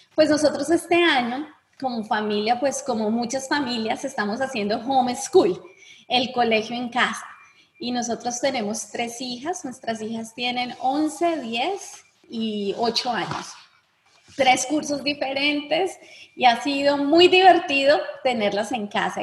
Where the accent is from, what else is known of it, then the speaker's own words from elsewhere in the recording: Bogotá, Colombia; Yo soy bogotana, ciudad fría